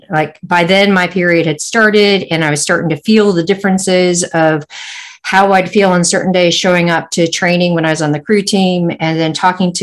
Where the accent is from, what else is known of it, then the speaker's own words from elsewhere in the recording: San Francisco, California, United States; moved away as an adult; now in New Zealand; growing up in San Francisco